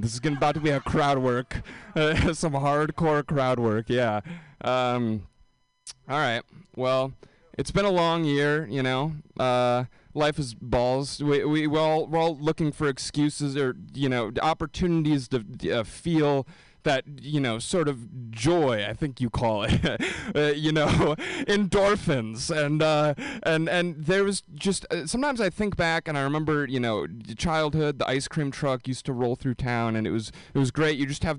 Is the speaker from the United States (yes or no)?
yes; Wisconsin, United States; I can't believe it's shameful that I'm from Wisconsin and I'm handling this cold so poorly.